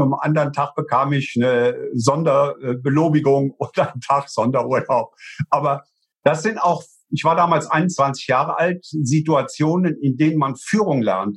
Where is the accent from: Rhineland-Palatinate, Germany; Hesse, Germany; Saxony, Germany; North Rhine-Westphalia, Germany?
Rhineland-Palatinate, Germany; Eifel; Und ich komme ja aus der Eifel. Bei uns sind zwei große äh, Flugplätze